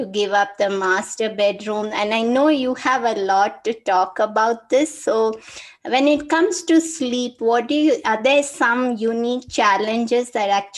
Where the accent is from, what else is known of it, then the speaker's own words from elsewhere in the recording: India; as an Indian woman